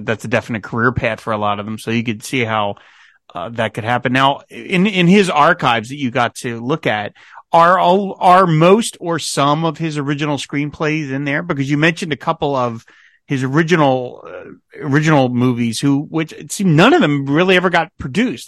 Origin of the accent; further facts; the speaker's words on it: New Jersey, United States; As a New Jersey native